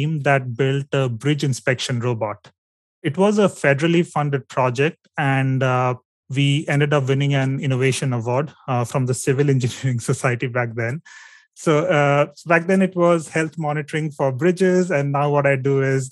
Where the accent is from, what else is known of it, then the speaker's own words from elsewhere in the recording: India; my home state